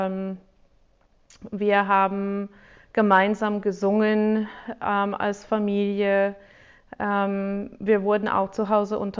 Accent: United States; accent: American; German is a second language; ich bin auch in Amerika groß geworden

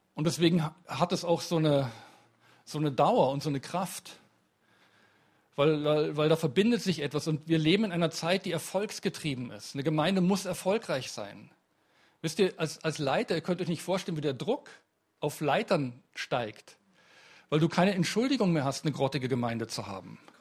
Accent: Munich, Bavaria, Germany; ich komme aus München

